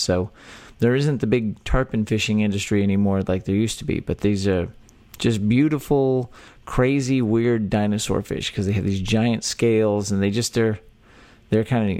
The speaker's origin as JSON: {"language": "English", "region": "Texas", "country": "United States", "tie": "born or raised there"}